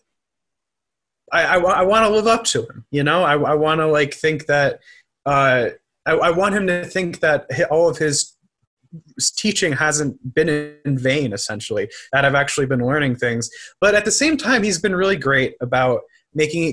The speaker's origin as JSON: {"language": "English", "town": "New York City", "region": "New York", "country": "United States", "tie": "born or raised there", "also_born_or_lived": "Northfield, Minnesota / St. Paul, Minnesota", "moved": "as an adult", "said": "I growing up in New York City"}